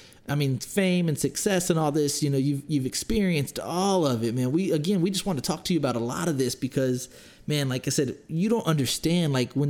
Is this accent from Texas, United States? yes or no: yes; Smithville, Texas, United States; moved away as an adult; also born or lived in San Antonio, Texas; Smithville, Texas, so we're from a town that has 3,000 people in it. We're not from New Orleans. I moved to San Antonio after that, but, like, we're from a small country town